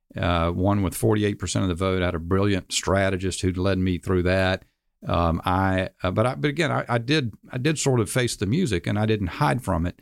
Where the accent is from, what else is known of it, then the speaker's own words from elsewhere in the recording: Charlotte, North Carolina, United States; in Charlotte, uh, my hometown